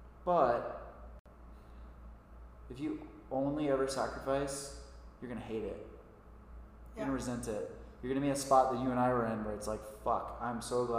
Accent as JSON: {"language": "English", "region": "Kentucky", "country": "United States", "tie": "born or raised there", "said": "Or I grew up in Kentucky, and I live here, and I say Kentucky to people, and they're always like, you're the first person I've ever met from Kentucky."}